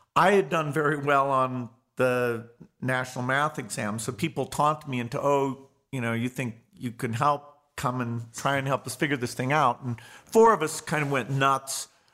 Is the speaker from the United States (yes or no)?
yes; Seattle, Washington, United States; I was born in Seattle, Washington, in the United States